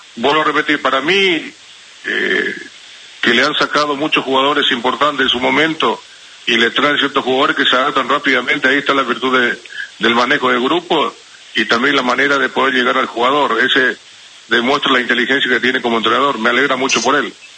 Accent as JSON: {"language": "Spanish", "country": "Paraguay", "said": "acá en mi país"}